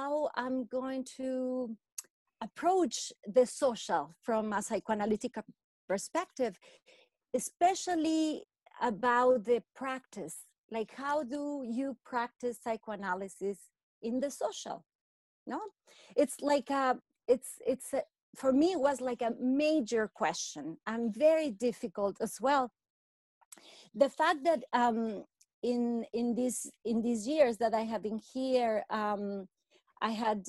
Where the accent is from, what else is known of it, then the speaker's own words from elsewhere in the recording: Mexico; moved away as an adult; now in Vancouver, Canada; I come from Mexico. I have been in Vancouver, Canada for about 20 years.